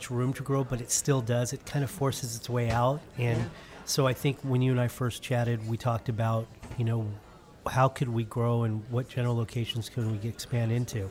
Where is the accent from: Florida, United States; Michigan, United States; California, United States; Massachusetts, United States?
California, United States; Northern; moved away as an adult; I'm from Northern California. Thought I would stay in Northern California. That's my home